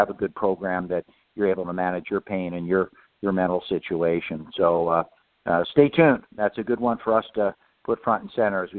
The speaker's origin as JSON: {"language": "English", "region": "Oregon", "country": "United States", "tie": "born or raised there", "said": "My home state of Oregon, we mandated that a number of years ago"}